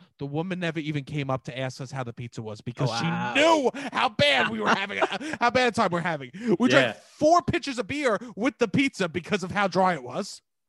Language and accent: English; New York, United States; we're from New York.